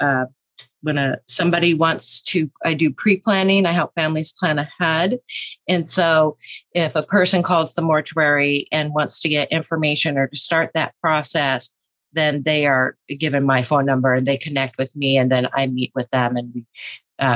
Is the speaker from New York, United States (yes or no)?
no; Juneau, Alaska, United States; I'm born and raised in Juneau, Alaska. I've spent most of my life here.